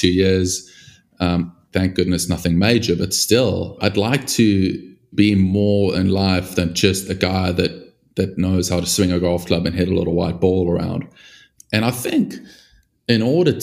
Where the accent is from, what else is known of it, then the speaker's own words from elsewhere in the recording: South Africa; growing up in South Africa